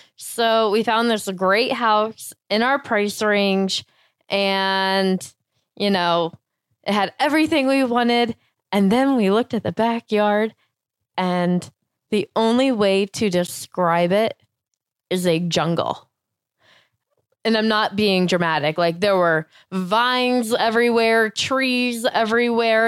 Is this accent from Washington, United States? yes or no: no; Florida, United States; moved away; I grew up in Florida and doing a lot of yard work.